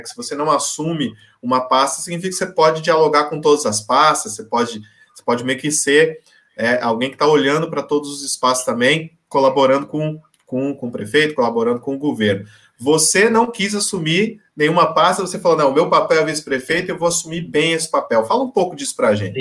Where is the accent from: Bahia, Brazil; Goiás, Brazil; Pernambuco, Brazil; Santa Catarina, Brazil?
Goiás, Brazil; Goiânia; now in São Paulo, Brazil; Goiás, eu, eu, eu nasci em Goiás, né? nasci em Goiânia mora em São Paulo há muitos anos